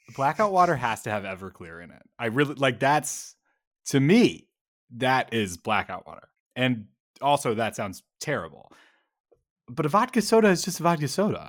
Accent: Chicago, Illinois, United States; I am from Chicago

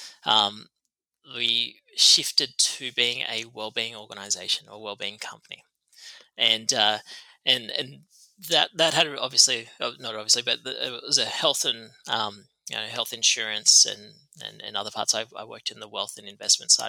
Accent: Tamworth, New South Wales, Australia; moved away; grew up in Tamworth, which is Gomeroi country.

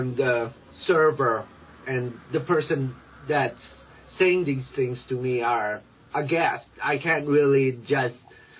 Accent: Philippines; Being Filipino, I get mistaken for other cultures.

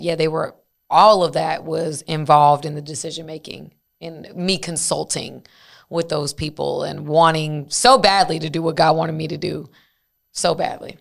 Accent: Decatur, Georgia, United States; I'm from, like, at that time, I'm from Decatur, Georgia

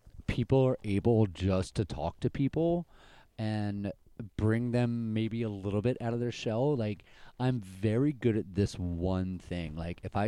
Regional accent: Maryland, United States; now in Southern California, United States; coming from the East Coast, being born and raised in Maryland, and coming out here.

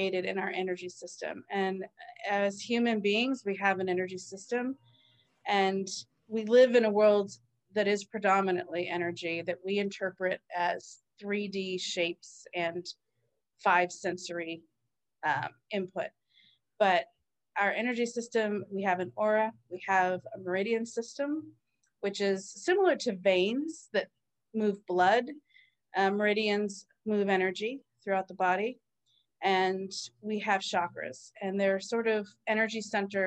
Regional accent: East Coast, United States; I grew up on the East Coast

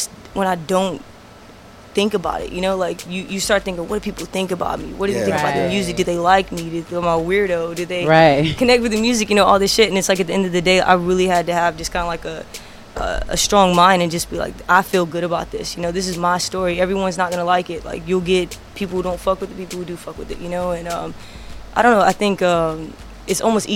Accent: the South, United States; I'm from the South

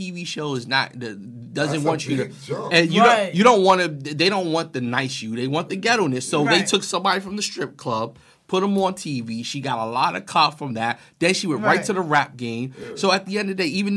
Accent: New York, United States; I'm from New York

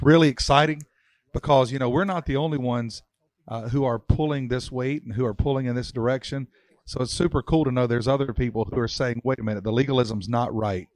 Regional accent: Mount Airy, North Carolina, United States; I was brought up in Mountaineer, North Carolina, and everybody knew my papa

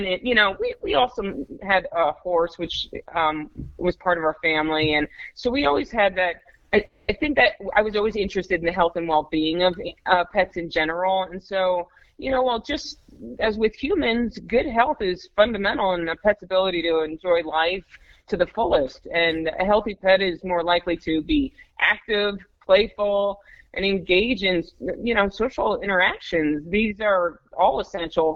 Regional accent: New Jersey, United States; moved away as an adult; also born or lived in Baltimore, Maryland / Florida / Richmond, Virginia; I grew up in New Jersey

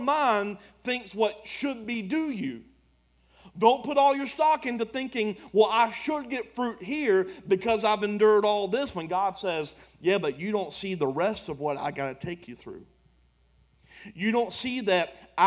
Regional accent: United States; I'm an American

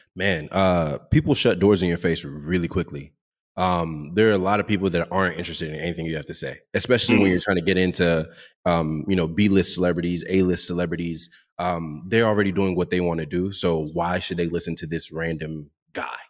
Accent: Dallas, Texas, United States; also born or lived in Seattle; I grew up in Dallas, and in the Dallas community, there are a lot of DJs

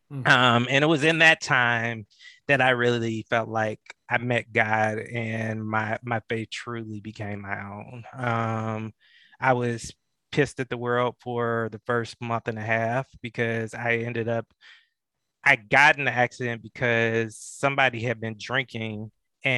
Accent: Atlanta, Georgia, United States; growing up in Metro Atlanta, in the shadows of Dr. King

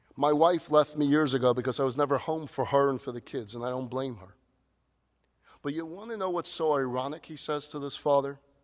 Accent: New York, United States; Now, growing up in New York, we had this tradition.

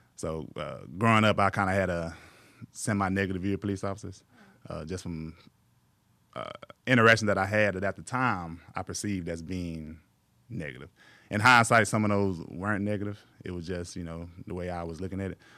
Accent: Mexia, Texas, United States; moved away as an adult; also born or lived in San Marcos, Texas; now in Waco, United States; I grew up in, uh, Mejia, Texas, M E X I A. It's about forty miles east of Waco.

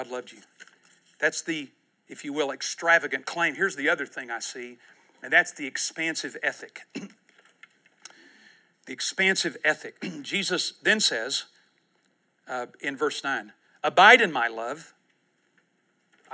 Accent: United States; I was born in the United States of America.

